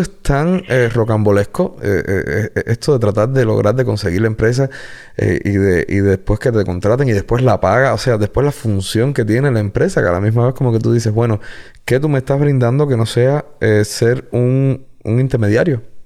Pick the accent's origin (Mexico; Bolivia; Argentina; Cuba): Cuba; Guanabacoa, Havana; also born or lived in Regla / La Lisa; Yo soy de Guanabacoa. O sea, nacido, criado en Guanabacoa.